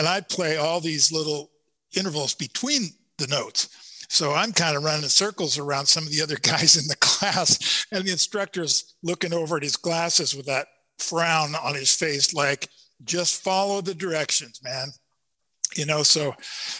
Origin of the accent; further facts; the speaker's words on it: Seattle, Washington, United States; now in Sequim, United States; I'm from Seattle